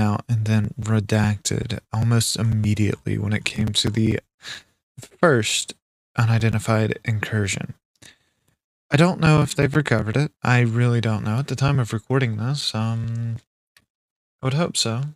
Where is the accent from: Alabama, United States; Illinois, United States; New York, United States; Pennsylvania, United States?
Alabama, United States; my home state of Alabama